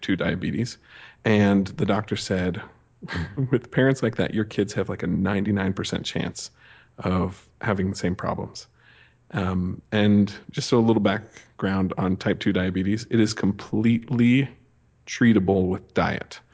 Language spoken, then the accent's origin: English; Montana, United States; also born or lived in Las Vegas; now in Idaho Falls, United States; I grew up in Montana